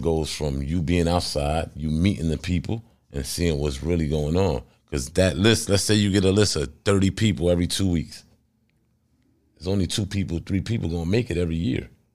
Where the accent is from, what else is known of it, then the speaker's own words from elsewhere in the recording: New Jersey, United States; I'm from Jersey